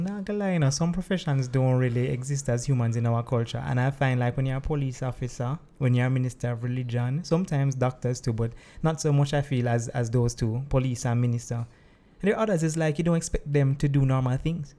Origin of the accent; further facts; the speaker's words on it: Saint Andrew, Jamaica; The lovely parish of Saint Andrew. Ah, that's good. I am too. Uh, born and bred